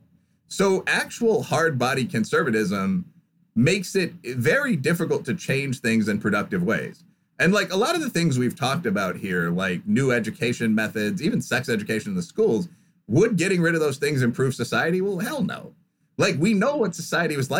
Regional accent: Midwest, United States; I'm from the Midwest, so I actually have some background knowledge of farming

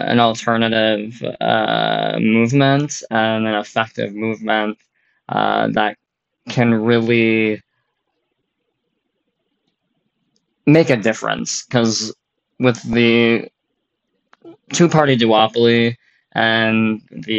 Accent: North Dakota, United States; also born or lived in Minnesota; I was born and raised in North Dakota for most of my life.

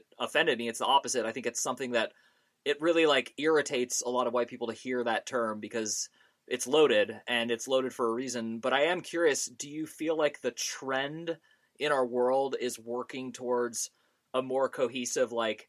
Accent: United States; also born or lived in Thailand; I'm totally American

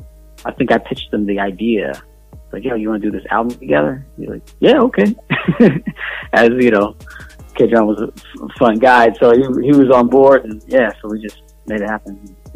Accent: Indiana, United States; I'm from Indiana.

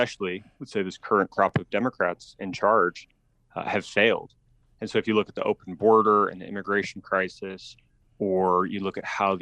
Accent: Tucson, Arizona, United States; also born or lived in Colorado / Silicon Valley, California; I grew up in Tucson. We moved here from Colorado when I was a small child. And, I was in Tucson for high school

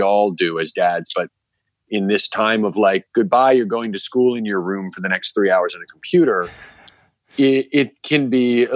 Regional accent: New York, United States; As a New Yorker

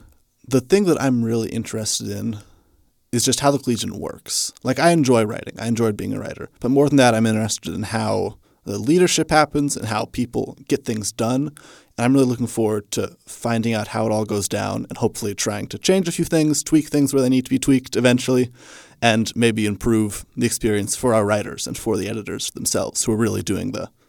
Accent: Hutchinson, Kansas, United States; I'm from Hutchinson, Kansas. It's a town about 40 minutes away from here, nice and close.

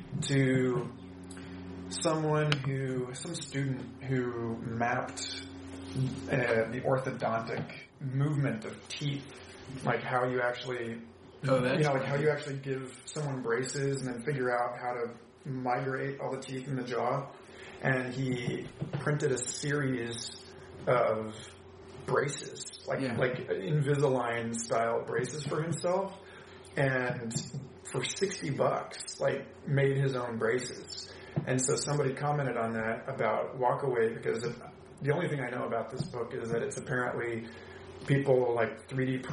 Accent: Orlando, Florida, United States; I was a kid growing up in Orlando

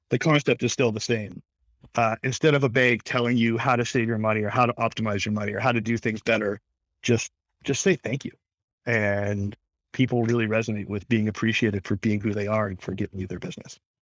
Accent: Toronto, Ontario, Canada; I'm from Toronto, born and raised

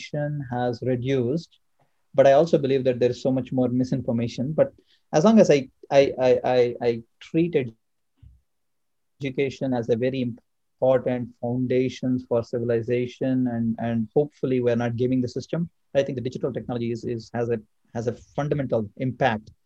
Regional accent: India; also born or lived in Atlanta, United States; now in Bay Area, United States; I come from India

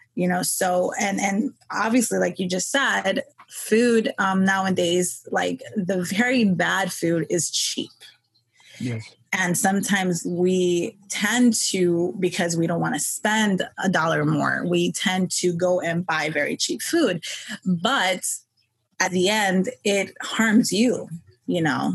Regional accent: New York City, New York, United States; I was born and raised in New York um, Queens.

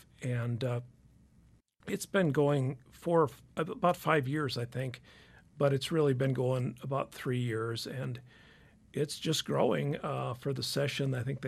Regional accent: Helena, Montana, United States; I grew up in Helena.

